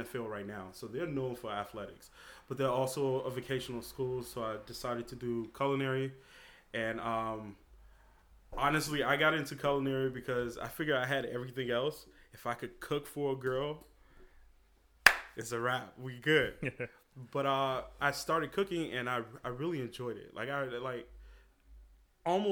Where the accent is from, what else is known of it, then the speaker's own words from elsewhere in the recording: Chicago, Illinois, United States; moved away as an adult; also born or lived in Hyde Park, New York; now in Rhinebeck, United States; I was born on the South Side of Chicago.